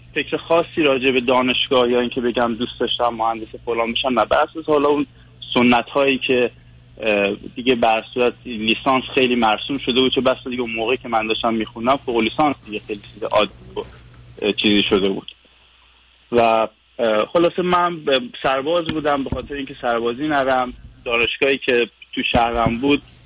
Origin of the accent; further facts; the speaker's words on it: Iran; moved away as an adult; now in Vancouver, Canada; از ونکوور تماس میگیرم 5 ساله که از ایران اومدم ونکوور